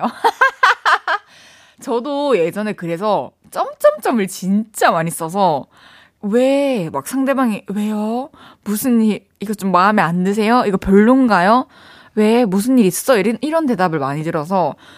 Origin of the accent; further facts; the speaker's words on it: South Korea; 제가 한국인으로서